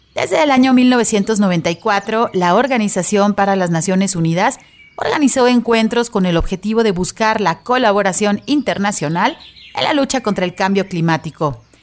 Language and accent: Spanish; Guadalajara, Jalisco, Mexico; aquí en nuestra ciudad de Guadalajara, en Jalisco, en México